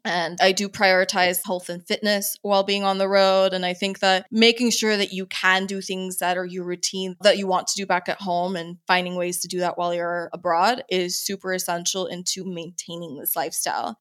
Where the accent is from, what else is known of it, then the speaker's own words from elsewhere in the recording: San Antonio, Texas, United States; moved away as an adult; also born or lived in Andrews Air Force Base, Maryland; we moved there when I was five, and I basically stayed there until I headed out to college.